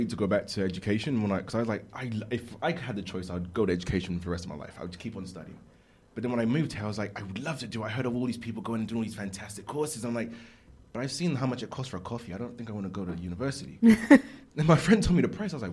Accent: United Kingdom; I'm British.

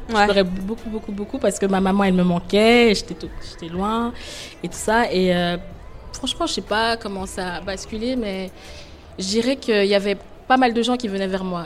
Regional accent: Côte d’Ivoire; moved away as an adult; now in Geneva, Switzerland; je viens de la Côte d'Ivoire, et ça fait 4 ans maintenant

